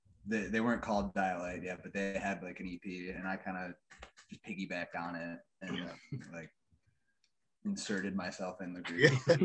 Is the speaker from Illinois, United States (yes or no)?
yes; Libertyville, Illinois, United States; moved away; I'm from Libertyville, Illinois. So I'm a Fib as well.